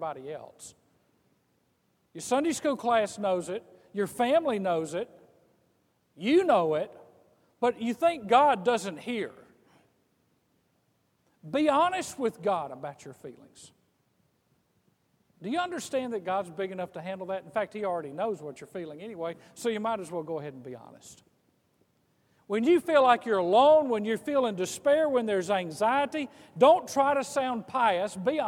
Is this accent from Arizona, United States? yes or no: no; Mississippi coast, United States; I grew up on the Mississippi coast, and we had a lot of hurricanes